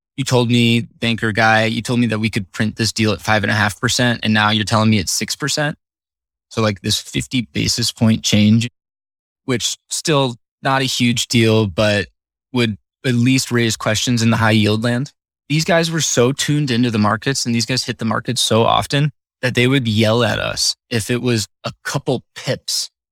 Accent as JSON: {"language": "English", "region": "Northern Illinois", "country": "United States", "tie": "born or raised there", "said": "I grew up in Northern Illinois, right next to a Six Flags"}